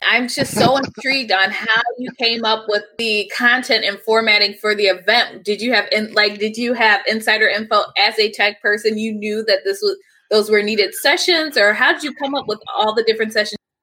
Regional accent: Cleveland, Ohio, United States; Growing up in Cleveland

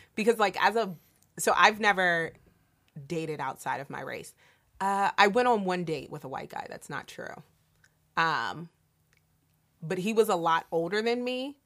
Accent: Delaware, United States; my small town growing up in Delaware

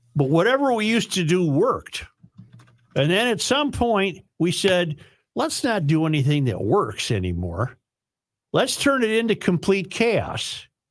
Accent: Minnesota, United States; I'm a Minnesotan

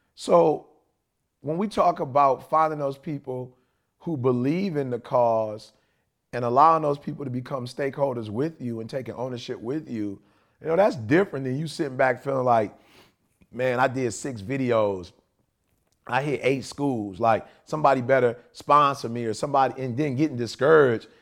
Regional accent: Chicago, Illinois, United States; moved away; also born or lived in Detroit; I'm originally from Chicago, not Detroit.

